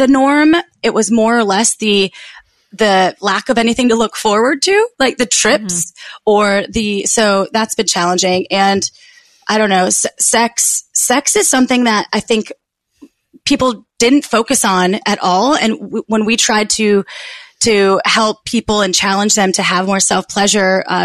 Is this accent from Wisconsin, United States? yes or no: yes; Wisconsin, United States; moved away; I'm from Wisconsin originally.